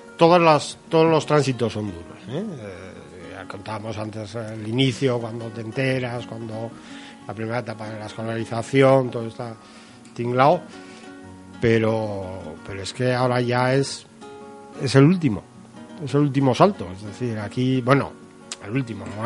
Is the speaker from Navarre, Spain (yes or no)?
yes; Navarre, Spain; una comunidad como Navarra, que algunas cosas seamos la pionera